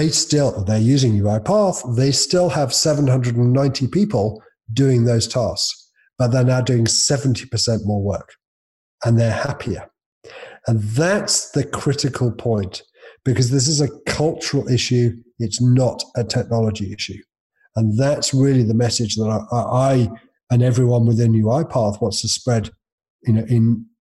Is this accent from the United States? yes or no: no; United Kingdom; I'm British. It's curry, obviously.